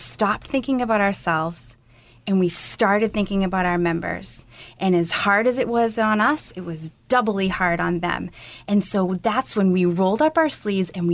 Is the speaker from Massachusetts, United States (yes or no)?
yes; Salem, Massachusetts, United States; I grew up in Salem, Mass